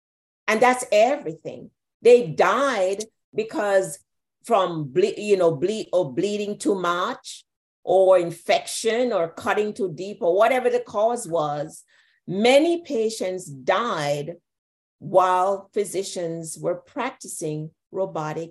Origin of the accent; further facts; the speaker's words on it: Jamaica; I grew up in Jamaica.